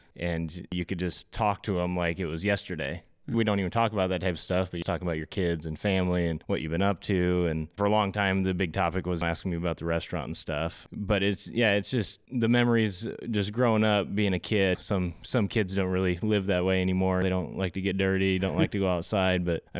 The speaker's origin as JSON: {"language": "English", "town": "Indianola", "region": "Iowa", "country": "United States", "tie": "born or raised there", "said": "Here in Indianola, born and raised. Lived a little bit up in Northwest Iowa. Still have family up there."}